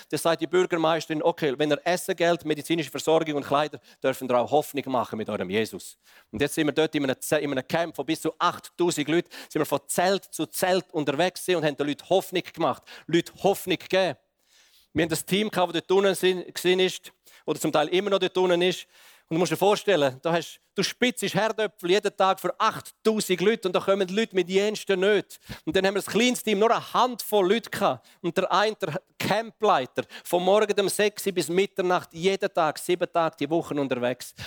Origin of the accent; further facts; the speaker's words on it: Switzerland; als Schweizer Gemeinde